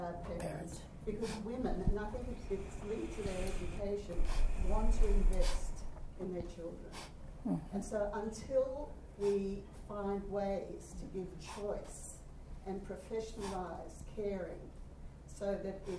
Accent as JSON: {"language": "English", "country": "Australia"}